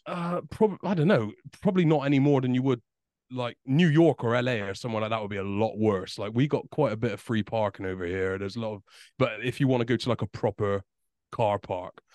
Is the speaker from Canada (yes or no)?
no; United Kingdom